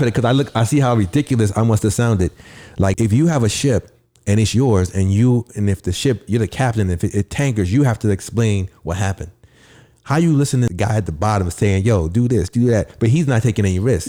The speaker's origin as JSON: {"language": "English", "town": "New York City", "region": "New York", "country": "United States", "said": "I'm from the Bronx"}